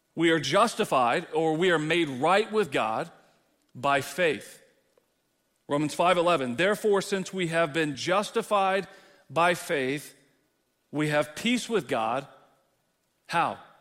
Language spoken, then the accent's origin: English; Texas, United States; moved away; as a Texan